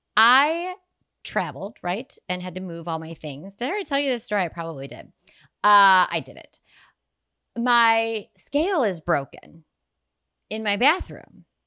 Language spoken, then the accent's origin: English; Ohio, United States; I'm from Ohio